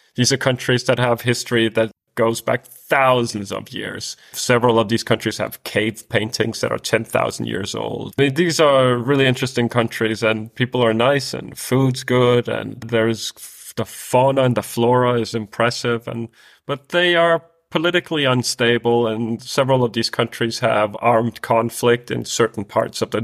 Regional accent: Denmark; I'm from Denmark, which is a, one of the Nordic countries

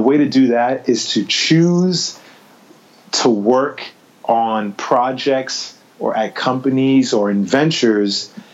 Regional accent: New York City, New York, United States; growing up in New York City, I was a kid who grew up in a part of Brooklyn called East New York

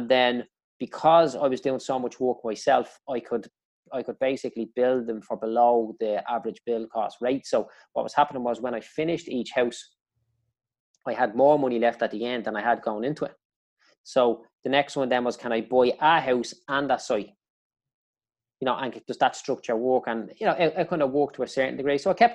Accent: Dublin, Leinster, Ireland; I grew up in Clondalkin

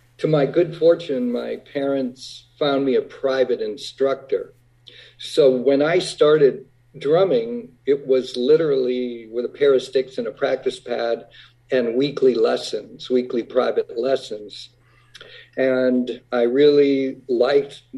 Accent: Whitman, Massachusetts, United States; growing up in Whitman, Massachusetts, a little town south of Boston

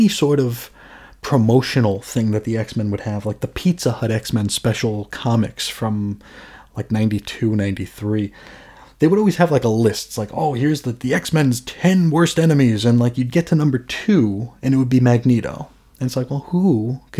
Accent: United States; as an American

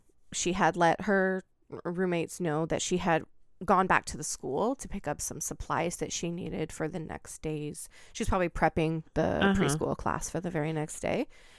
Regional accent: Oregon, United States; when I grew up in Oregon

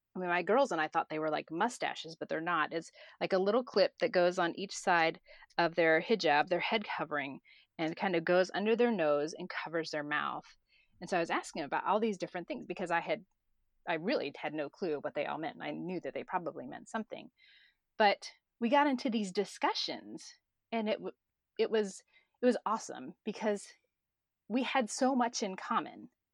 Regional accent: Florida, United States; moved away as an adult; also born or lived in Chapala, Mexico / United Arab Emirates; I'm from Florida.

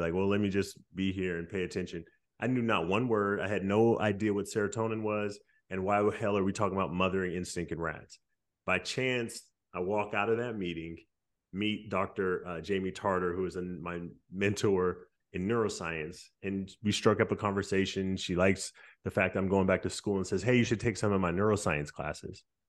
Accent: Stockton, California, United States; growing up in Stockton

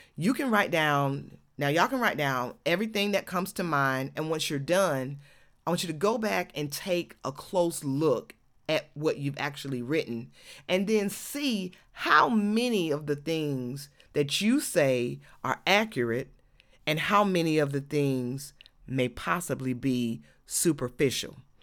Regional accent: Georgia, United States

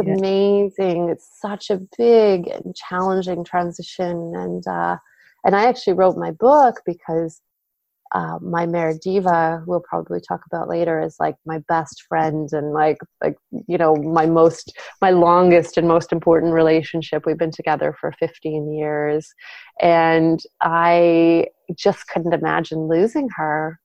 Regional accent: Vancouver, British Columbia, Canada; now in Cowichan Valley, Canada; I grew up actually in Vancouver, so on the Lower Mainland in uh, in BC, British Columbia

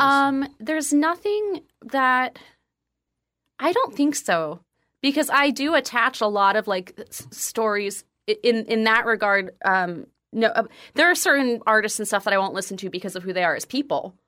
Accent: northwest New Jersey, United States; moved away; I lived in the northwest part of Jersey

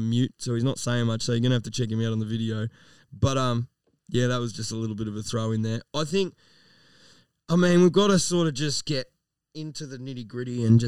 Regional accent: Melton, Victoria, Australia; also born or lived in Toolern Vale; I've always lived in Melton. I am a true blue 3337 M-Town motherfucking beast. Lived here my whole fucking life. I was born in Melton South.

